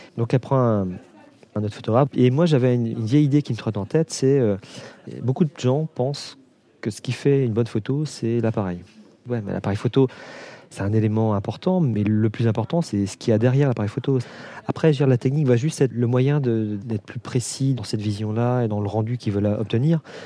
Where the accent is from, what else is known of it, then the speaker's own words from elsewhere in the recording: Brittany, France; moved away as an adult; now in Réunion, France; je suis originaire de Bretagne